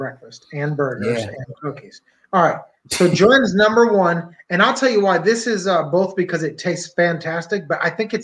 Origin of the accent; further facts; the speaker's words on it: Pennsylvania, United States; I'm from Pennsylvania